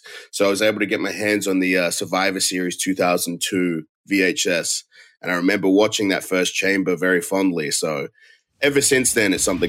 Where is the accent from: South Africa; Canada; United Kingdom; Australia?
Australia; moved away as an adult; my home country, in my hometown